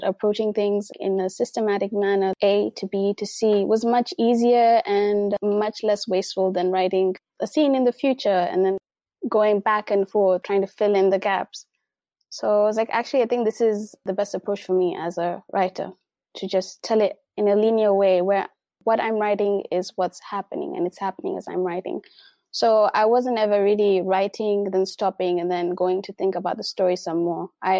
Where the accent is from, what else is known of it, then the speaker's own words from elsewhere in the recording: Mombasa, Mombasa County, Kenya; born there; But I was born in Mombasa.